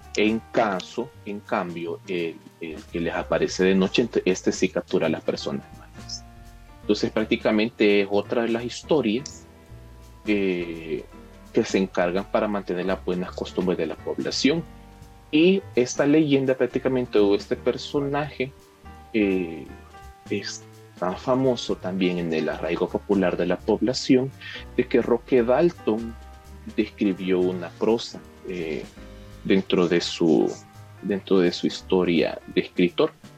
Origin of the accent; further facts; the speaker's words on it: El Salvador; aquí como salvadoreños